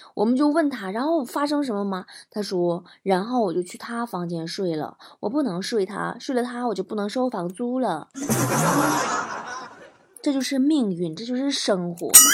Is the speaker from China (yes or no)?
yes; Liaoning, China; moved away; 在辽宁 ，在我的家乡